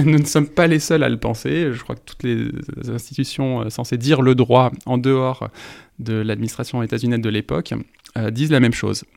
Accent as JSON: {"language": "French", "country": "France", "said": "en tant que Français"}